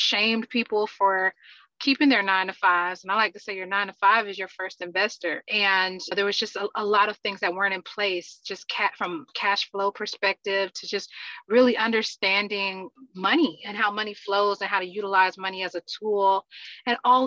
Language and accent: English; Atlanta, Georgia, United States; born and raised in Atlanta, Georgia